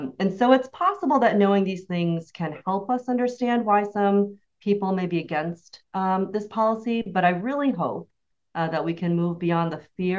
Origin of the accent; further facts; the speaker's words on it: Connecticut, United States; I grew up in Connecticut